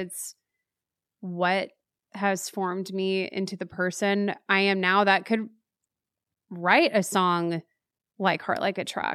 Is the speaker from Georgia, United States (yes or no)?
no; Waco, Texas, United States; born or raised there; moved away as an adult; now in Nashville, United States